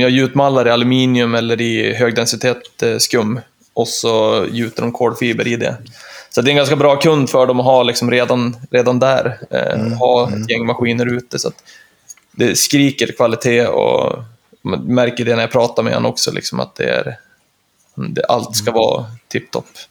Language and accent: Swedish; Östersund, Jämtland, Sweden; jag är ju trebarnspappa från Östersund